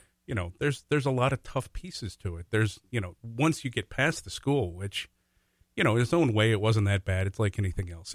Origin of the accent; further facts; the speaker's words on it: Golden Valley, Minnesota, United States; I grew up in Golden Valley